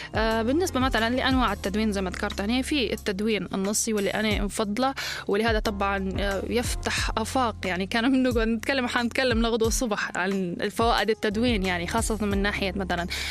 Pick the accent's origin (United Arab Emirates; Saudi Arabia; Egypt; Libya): Libya; accent: Libyan colloquial